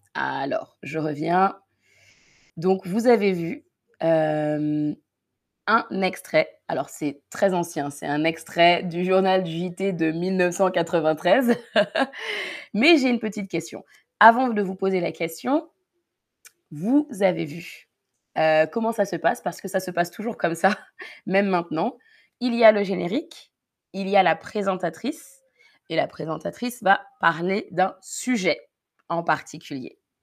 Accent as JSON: {"language": "French", "area": "Paris region", "region": "Île-de-France", "country": "France", "tie": "born or raised there", "accent": "Parisian", "said": "j'ai grandi en région parisienne, du coup, j'ai un accent de la région de Paris ou parisien"}